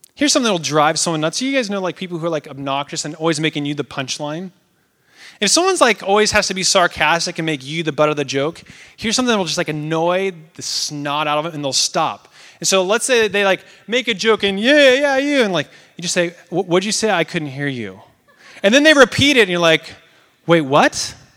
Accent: Oregon, United States; moved away; I'm from Oregon.

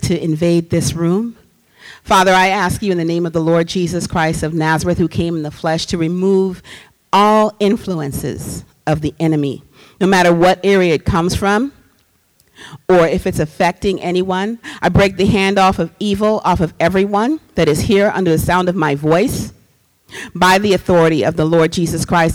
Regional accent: Trinidad & Tobago; moved away; I'm from Trinidad and Tobago. I grew up with music in the house all the time

